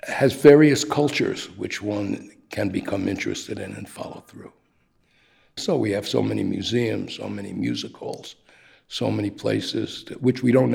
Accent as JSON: {"language": "English", "town": "New York City", "region": "New York", "country": "United States", "tie": "born or raised there", "moved": "as an adult", "lives_now": "Pietrasanta, Italy", "said": "Growing up in Brighton Beach, a working class Jewish neighborhood, with Italian surrounding our neighborhoods."}